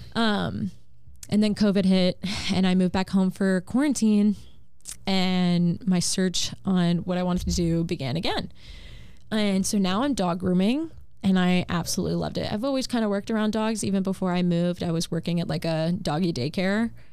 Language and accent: English; Wellington, Florida, United States; moved away as an adult; also born or lived in Virginia / Texas / Kentucky; since I grew up in Wellington and competing in Wellington